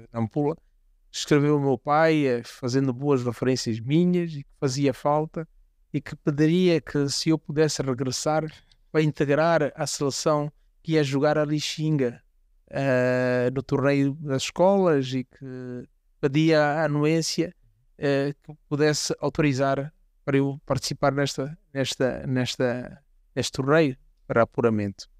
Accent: Quelimane, Zambezia, Mozambique; also born or lived in Maruro; Sou oriundo da Zambésia, de facto, cidade de Climano, mas é interessante que tive uma infância eh, também na uma zona rural, onde os meus pais viviam

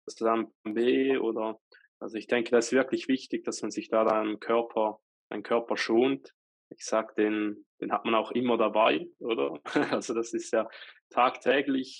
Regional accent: Switzerland

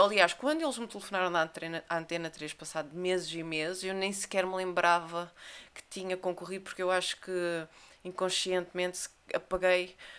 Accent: Olhão, Algarve, Portugal; also born or lived in Fuzeta / United States / Munich; cresci aqui em Olhão, pelo menos até aos, 16 anos, e depois é que fui morar para Arafuzeta.

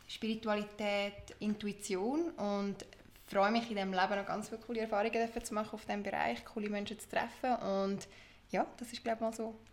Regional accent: Lucerne, Switzerland; Ich bin aus Luzern, bin dort aufgewachsen und auch geboren und schon seit immer dort daheim.

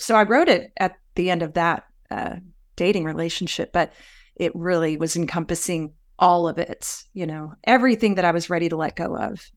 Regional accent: the South, United States; also born or lived in Raleigh, North Carolina; I grew up a lot in the South and in the church.

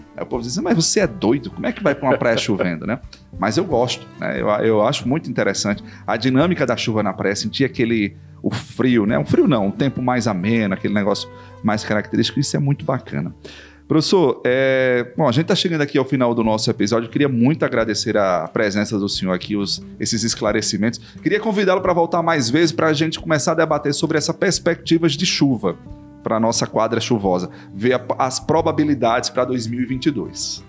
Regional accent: Sertão, Brazil; also born or lived in Mossoró; como sertanejo, né, quem mora no sertão, nessa região do semiárido

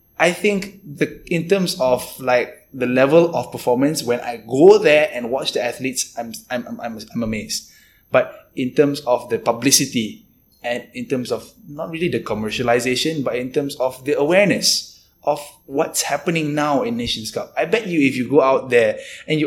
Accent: Malaysia; as a Malaysian

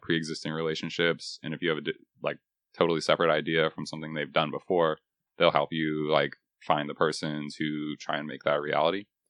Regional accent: Texas, United States; moved away as an adult; also born or lived in Boston; now in Nashville, United States; I was born and raised in Texas

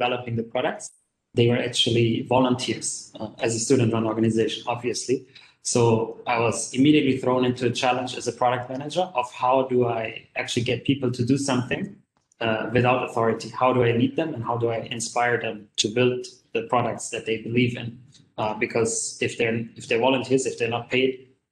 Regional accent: Germany; now in Kuala Lumpur, Malaysia; I'm originally from Germany, but currently I live and work in Kuala Lumpur in Malaysia

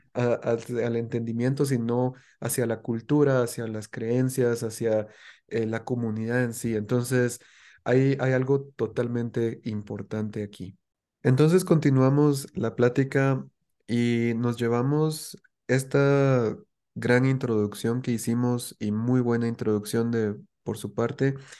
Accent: Guatemala; los guatemaltecos ya no hablemos como guatemaltecos

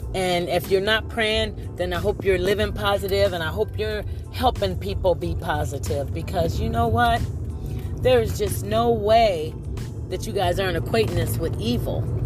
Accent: Ohio, United States; also born or lived in Oberlin, Ohio; now in Louisville, United States; I'm from originally from Ohio, and the thing about when you come from a small town, you know, I, I live next to Oberlin College

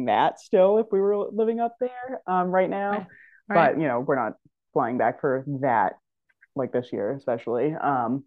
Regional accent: Northeast, United States; also born or lived in New Hampshire / Massachusetts; living in the Northeast

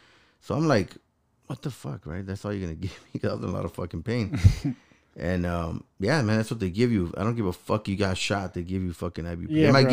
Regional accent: Los Angeles, California, United States; look, I came from Los Angeles, and I used to fight a lot, right?

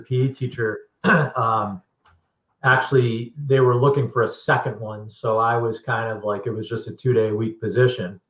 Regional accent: Connecticut, United States; growing up in Connecticut

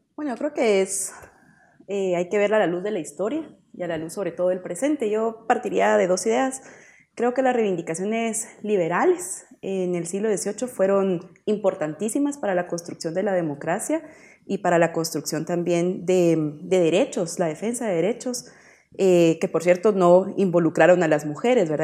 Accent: Guatemala; en nuestro país, en Guatemala

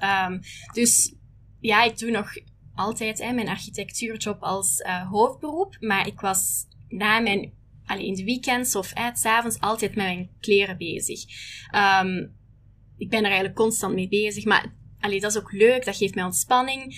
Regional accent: Holsbeek, Flanders, Belgium; moved away as an adult; now in Hong Kong; ik ben origineel van België, maar ik woon al negen jaar eh, in Hongkong

